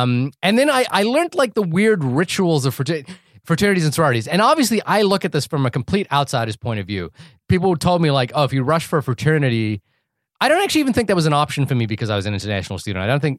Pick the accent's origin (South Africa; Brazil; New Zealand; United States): New Zealand; also born or lived in France; It's the New Zealand and France.